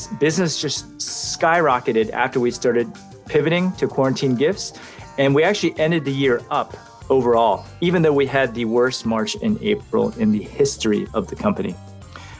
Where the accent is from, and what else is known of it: Santa Clara, California, United States